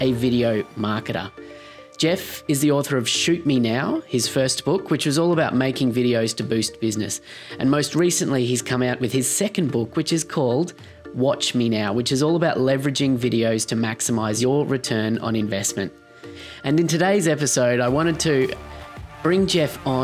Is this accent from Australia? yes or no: yes; Australia; a fellow Australian video producer